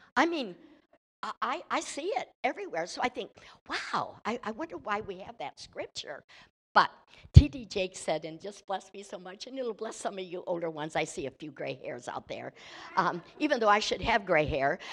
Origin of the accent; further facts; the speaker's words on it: Michigan, United States; I'm from Michigan